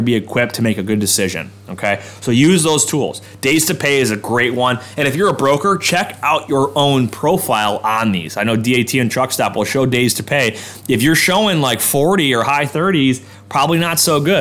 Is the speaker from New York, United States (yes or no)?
yes; Orchard Park, New York, United States; That's my hometown, all right? Suburb of Buffalo